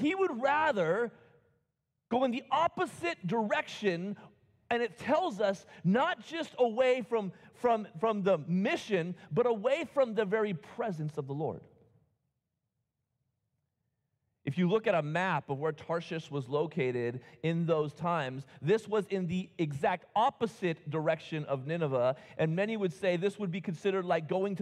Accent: United States; I love being an American

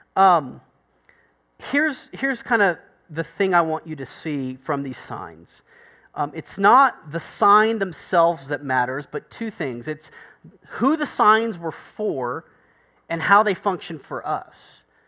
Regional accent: United States; I'm American

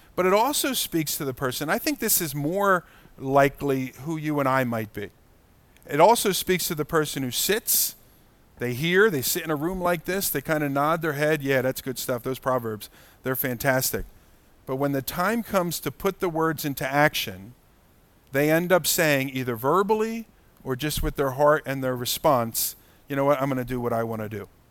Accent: United States; as American Christians

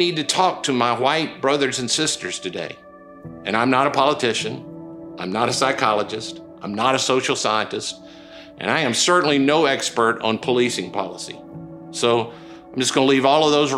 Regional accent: Okolona, Mississippi, United States; moved away; I was born in Okolona, Mississippi

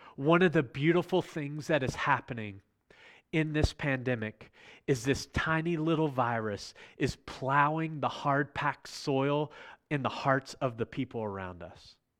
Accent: Virginia, United States; I'm from Virginia

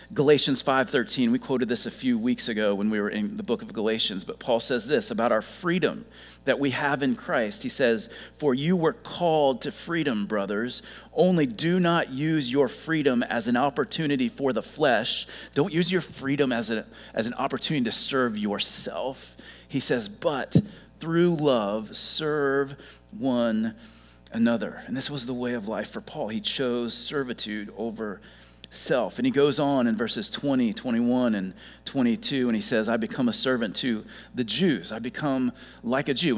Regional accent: Ohio, United States; moved away as an adult; now in South Carolina, United States; I grew up in Ohio

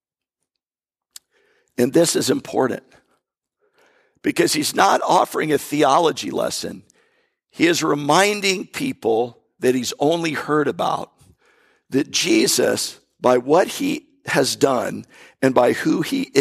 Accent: North Florida, United States; I'm from North Florida. My background is country in a way.

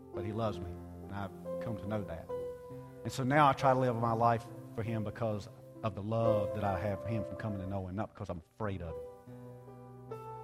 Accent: United States

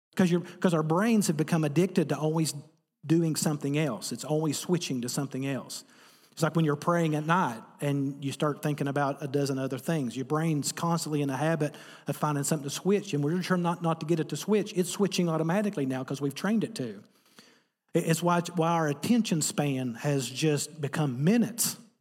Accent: Appalachia, United States; I'm from Appalachia, America

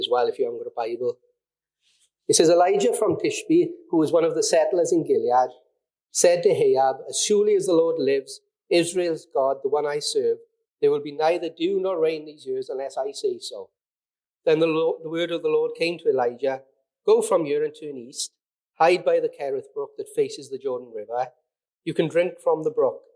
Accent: Mountain Ash, Wales, United Kingdom; I'm a valleys boy, I grew up in Mountain Ash, I've lived here all my life, I'm a valleys boy through and through

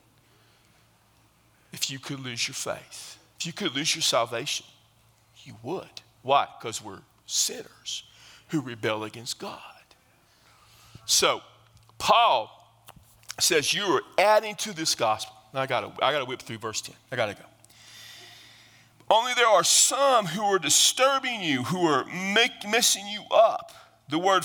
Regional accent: South Texas, United States; I come from South Texas

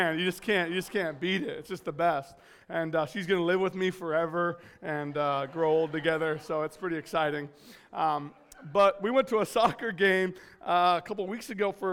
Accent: California, United States; moved away; I'm originally actually from California

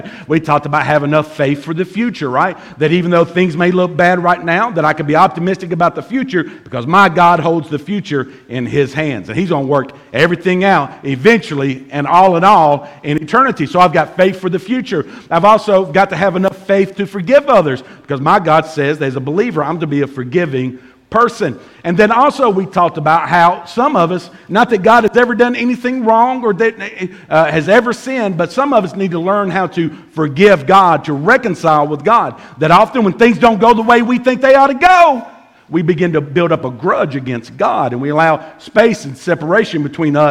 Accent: Bemis, Tennessee, United States; I'm from Bemis

